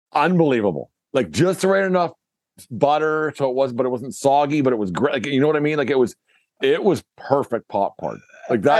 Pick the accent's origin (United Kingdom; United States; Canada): Canada; Being Canadian